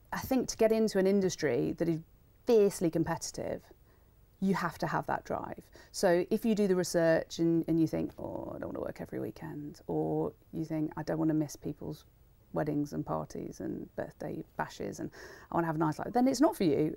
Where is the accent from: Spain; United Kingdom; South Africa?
United Kingdom; Wolverhampton, West Midlands; growing up in Wolverhampton